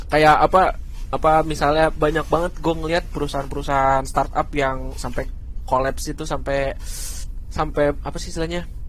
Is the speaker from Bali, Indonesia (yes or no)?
no; Jakarta, Indonesia; moved away as an adult; also born or lived in Salatiga; gue kuliah di salah tiga, tapi gue asli Jakarta